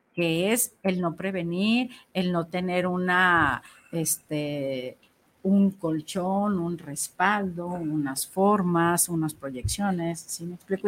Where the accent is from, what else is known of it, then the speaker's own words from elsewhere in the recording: Mexico; nosotros que lo tenemos aquí como mexicanos